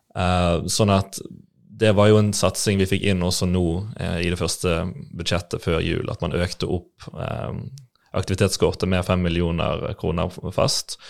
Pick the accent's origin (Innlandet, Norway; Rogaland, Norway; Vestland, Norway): Vestland, Norway; Bergen; also born or lived in Landås, Bergen / Sandviken, Bergen; jeg vokste opp i Fana, like ved Slåtthaug skøytebane